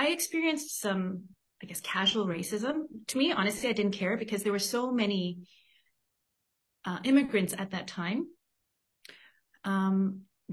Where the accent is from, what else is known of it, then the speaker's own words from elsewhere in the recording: Toronto, Ontario, Canada; now in Vancouver, Canada; I was born in Toronto, but my parents immigrated from Korea in the 70s